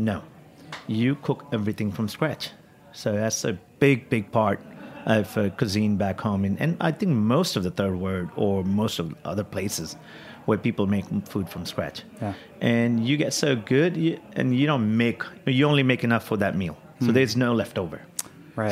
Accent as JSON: {"language": "English", "country": "India", "tie": "born or raised there", "also_born_or_lived": "Kyneton, Australia / Melbourne, Australia / New York, United States", "moved": "yes", "lives_now": "San Francisco, United States", "said": "back home growing up in India"}